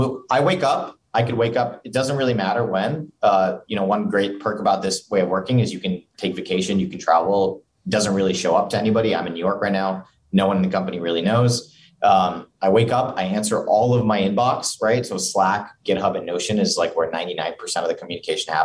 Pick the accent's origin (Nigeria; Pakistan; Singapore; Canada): Singapore; now in Provo, United States; growing up in Singapore